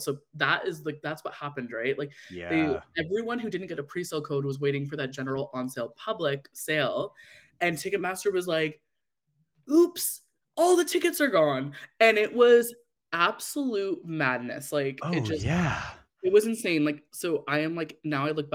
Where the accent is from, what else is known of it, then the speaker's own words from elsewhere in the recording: Canada; as a Canadian Swiftie